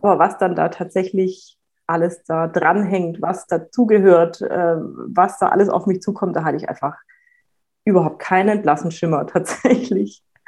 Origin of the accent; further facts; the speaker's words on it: Reutlingen, Baden-Württemberg, Germany; moved away as an adult; now in Franconia, Germany; Ich bin eigentlich ähm, aus Schwaben